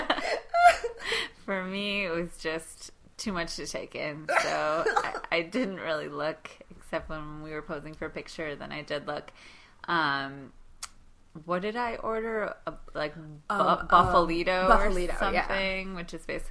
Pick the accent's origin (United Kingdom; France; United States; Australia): United States; Milwaukee, Wisconsin; now in New York City, United States; growing up in Milwaukee